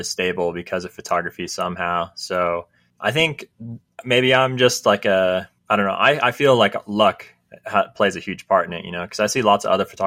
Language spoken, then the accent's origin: English; California, United States; now in Utah, United States; I'm from California